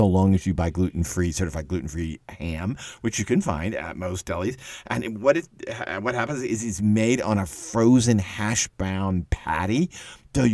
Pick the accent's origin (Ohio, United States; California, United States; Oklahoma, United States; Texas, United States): Texas, United States; also born or lived in Arlington Heights, Illinois; I'm from Texas, but we lived in Chicago